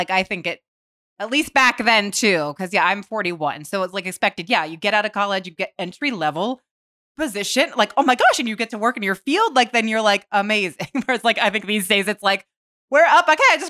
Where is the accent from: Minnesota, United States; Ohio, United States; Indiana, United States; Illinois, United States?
Ohio, United States; I think too, from growing up in Ohio and like going to Florida